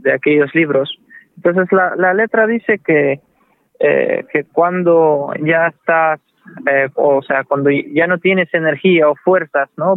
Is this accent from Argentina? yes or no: no; Manzanillo, Granma, Cuba; moved away; also born or lived in Russia; nací en Cuba, en una familia mixta, mi madre es rusa, mi padre es cubano